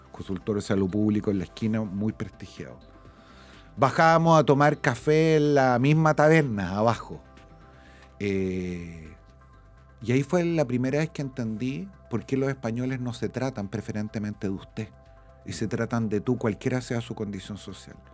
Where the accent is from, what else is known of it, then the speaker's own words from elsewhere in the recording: Santiago, Santiago Metropolitan, Chile; born there; Eh, yo nací en un departamento, eh, nací en la clínica Santa María